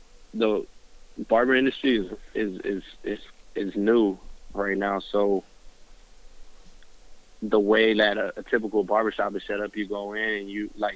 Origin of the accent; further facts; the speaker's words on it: Southern California, United States; I'm from Southern California.